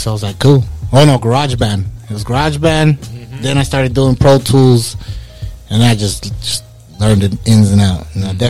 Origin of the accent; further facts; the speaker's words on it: Mesa, Arizona, United States; I'm from Mesa.